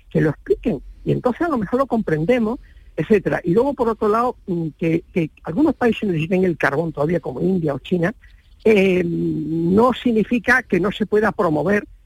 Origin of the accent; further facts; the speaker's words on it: Huelva, Andalusia, Spain; mañana me hacen onubense del año en Huelva